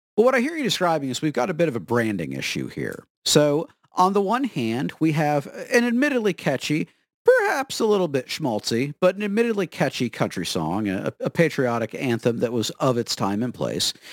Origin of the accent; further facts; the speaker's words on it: Florida, United States; I am from Florida